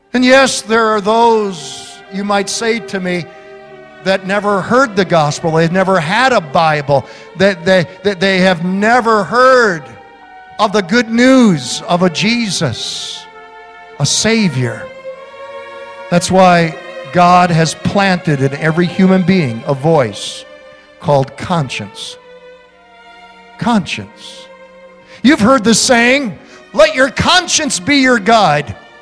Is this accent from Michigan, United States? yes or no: yes; Holland, Michigan, United States; when I was 12 years old growing up in Holland, Michigan